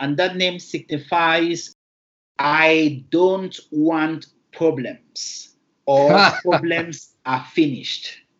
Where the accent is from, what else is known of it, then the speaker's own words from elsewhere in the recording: Northwest Region, Cameroon; first language Lamso; English is a second language; moved away as an adult; also born or lived in Bangui / Tumbal; now in Seattle, United States; Indeed, I grew up in Cameroon with a Christian background. We are precisely of the Roman Catholic faith tradition. And okay. Culturally, we belong to the So clan of the northwest